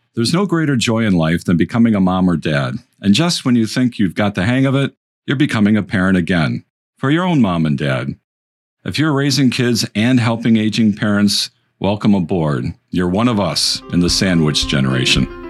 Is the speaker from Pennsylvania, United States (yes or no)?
no; Detroit, Michigan, United States; we're both from the Detroit area and fans of Michigan football.